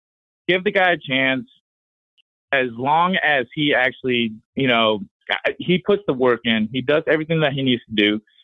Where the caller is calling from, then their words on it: Tampa, Florida, United States; I'm calling in from Tampa, Florida.